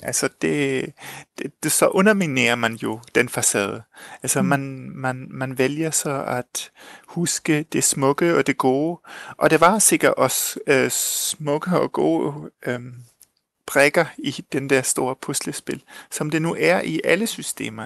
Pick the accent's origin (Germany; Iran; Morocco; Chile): Chile; moved away; Jeg er tysk chilener, men jeg blev født og vokset op i Chile